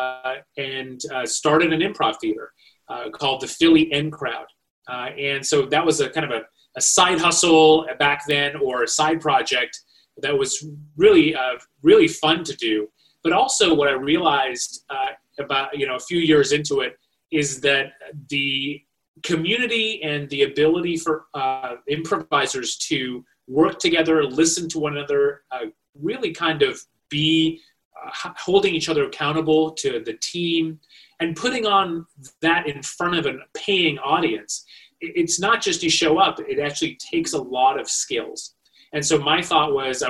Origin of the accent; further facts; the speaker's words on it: Malaysia; moved away as an adult; also born or lived in India; now in United States; So I was born in India, raised in Malaysia. I made my way to the United States for college